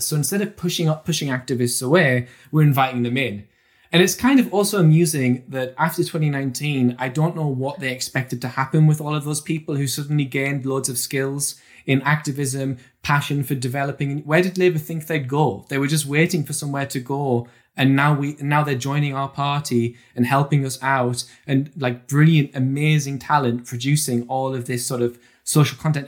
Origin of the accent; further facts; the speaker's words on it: Durham, North East England, United Kingdom; I grew up in County Durham